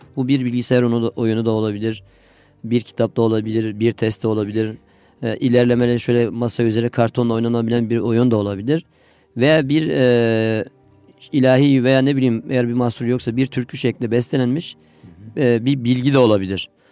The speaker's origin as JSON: {"language": "Turkish", "region": "Adıyaman", "country": "Turkey", "moved": "as an adult", "lives_now": "Istanbul, Turkey", "said": "Adıyamanlıyım. Evet. Adıyaman İmam Hatip Lisesi'ni bitirdim"}